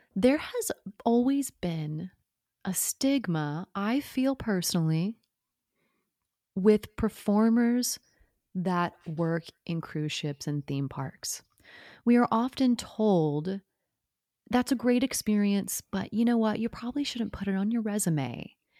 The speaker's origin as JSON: {"language": "English", "region": "Oklahoma", "country": "United States", "tie": "born or raised there", "also_born_or_lived": "New York City", "moved": "as an adult", "said": "Oklahoma, you know, small town, grew up on a farm"}